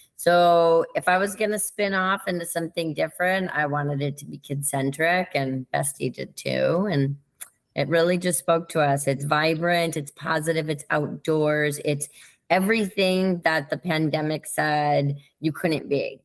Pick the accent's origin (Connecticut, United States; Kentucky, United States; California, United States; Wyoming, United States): Connecticut, United States; also born or lived in Kansas City, Missouri; we quickly transitioned to Connecticut, where I spent my entire childhood